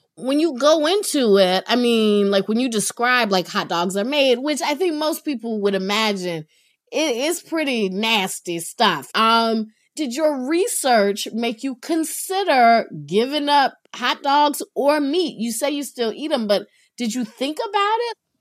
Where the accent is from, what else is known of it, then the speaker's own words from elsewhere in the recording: North Carolina, United States; I grew up in North Carolina